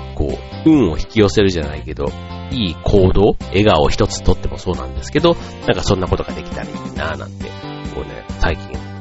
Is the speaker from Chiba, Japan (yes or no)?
no; Osaka, Japan; accent: Osaka dialect; moved away; 僕、関西、ね、大阪出身